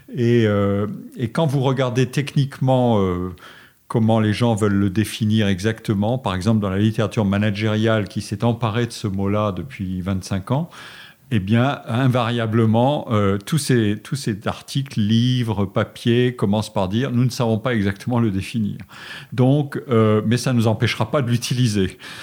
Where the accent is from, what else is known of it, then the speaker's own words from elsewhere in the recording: Forbach, Grand Est, France; moved away; je suis né en Lorraine, dans une ville de la frontière allemande qui s'appelait Forbach, et j'étais très heureux euh, à Forbach.